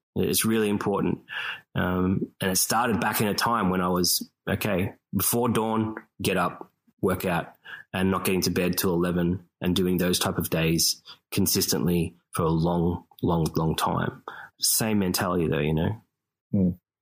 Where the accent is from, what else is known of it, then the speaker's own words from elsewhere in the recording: Australia; moved away; I'm the Australian guy